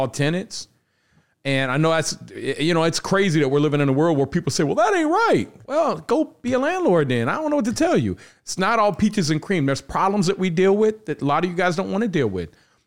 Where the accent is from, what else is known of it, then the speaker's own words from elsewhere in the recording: Cincinnati, Ohio, United States; I'm from Cincinnati